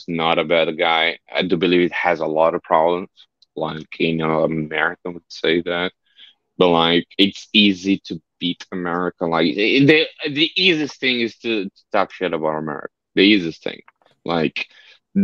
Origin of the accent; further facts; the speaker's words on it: Brazil; first language Portuguese; English is a second language; I learned English almost as a second language to Portuguese